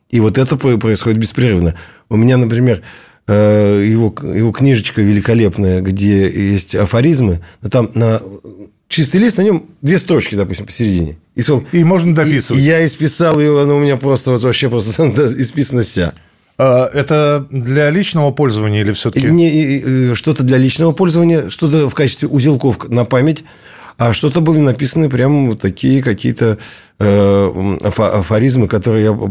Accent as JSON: {"language": "Russian", "region": "Siberia", "country": "Russia", "said": "Он одессит, я из Сибири."}